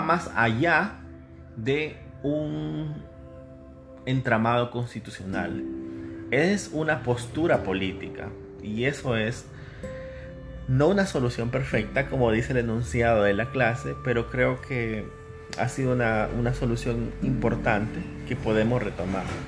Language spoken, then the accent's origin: Spanish; El Salvador